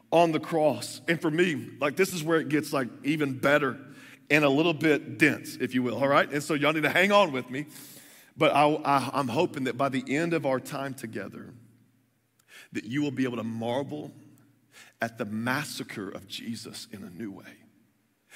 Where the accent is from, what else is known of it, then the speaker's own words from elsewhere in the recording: Texas, United States; moved away; I grew up in the South. In the South, they give you a birth certificate, and they give you a Bible. You know, so I'm from Texas